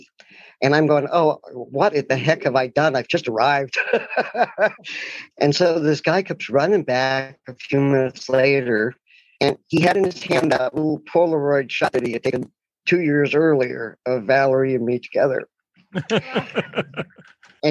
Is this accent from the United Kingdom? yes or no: no; Portland, Oregon, United States; I'm from Portland, Oregon